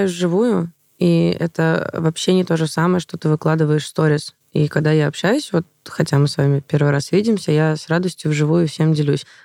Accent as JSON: {"language": "Russian", "region": "Moscow", "country": "Russia"}